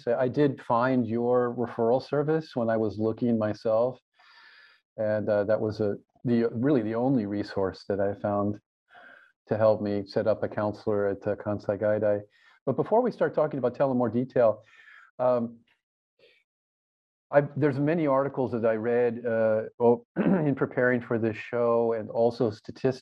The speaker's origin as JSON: {"language": "English", "country": "United States", "moved": "yes", "lives_now": "Japan", "said": "as an American"}